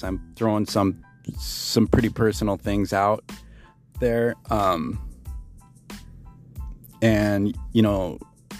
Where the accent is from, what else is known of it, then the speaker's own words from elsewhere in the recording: Billings, Montana, United States; I was born in Billings, Montana in 1971